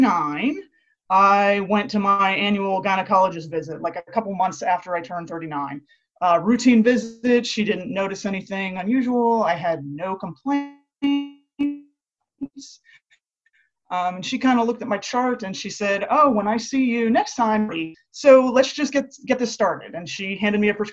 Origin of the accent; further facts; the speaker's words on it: Latrobe, Pennsylvania, United States; moved away as an adult; also born or lived in Pittsburgh, Pennsylvania / Philadelphia, Pennsylvania; now in Tampa, United States; I grew up in Latrobe, Pennsylvania, which most people know as Mr. Rogers' neighborhood.